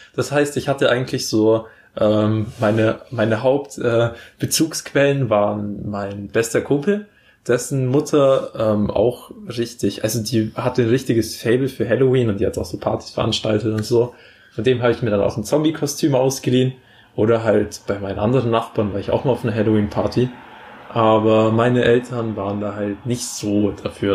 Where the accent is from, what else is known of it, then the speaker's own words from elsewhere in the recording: Bavaria, Germany; bei uns in Bayern